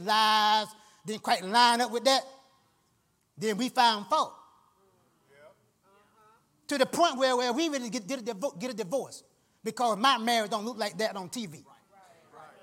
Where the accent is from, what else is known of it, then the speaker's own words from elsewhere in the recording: Georgia, United States; I'm from Georgia.